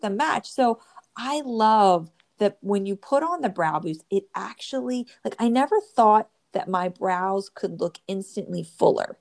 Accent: New Jersey, United States; I'm from the Northeast and I grew up in New Jersey.

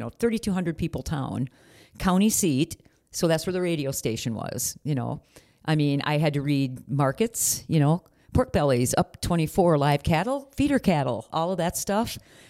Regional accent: Blue Earth, Minnesota, United States; in Blue Earth, my hometown, they did not.

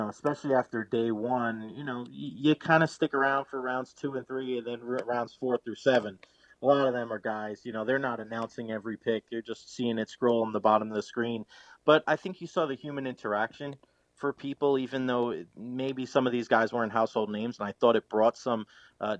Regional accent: New York City, New York, United States; now in Tampa Bay, United States; I grew up in New York City

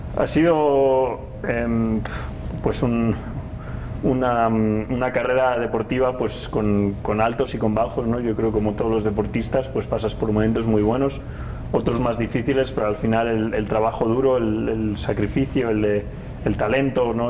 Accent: Spain; para mí como piloto español

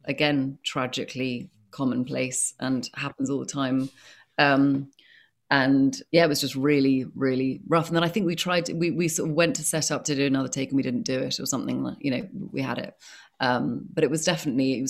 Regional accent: United Kingdom; I'm British

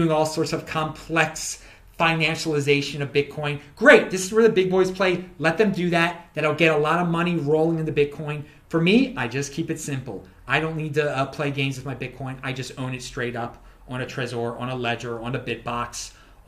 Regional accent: United States; I'm an American

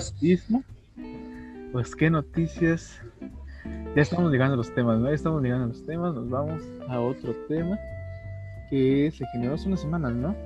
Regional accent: Mexico; cómo somos los mexicanos

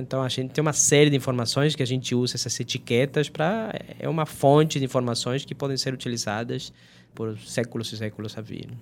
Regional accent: Argentina; Portuguese is a second language; moved away as an adult; also born or lived in Brazil; eu sou da Argentina, apesar de toda essa educação toda que eu tive no, no Brasil

